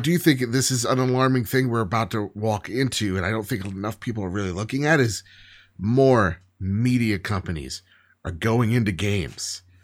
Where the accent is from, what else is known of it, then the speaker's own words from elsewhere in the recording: New Jersey, United States; I'm from Jersey